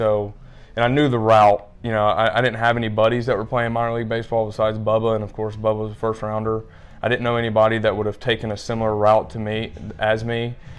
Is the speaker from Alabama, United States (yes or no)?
yes; Mobile, Alabama, United States; I'm from Mobile.